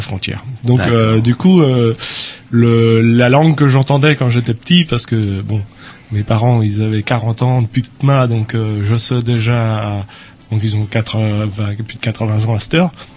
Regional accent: Mayenne, Pays de la Loire, France; je suis à la frontière entre le Maine, l'Anjou ah. et la Bretagne. Alors ça donne, ça donne dans, la Mayenne

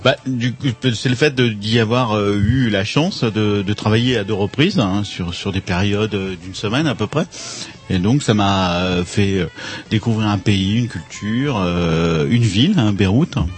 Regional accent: France; en tant que Français

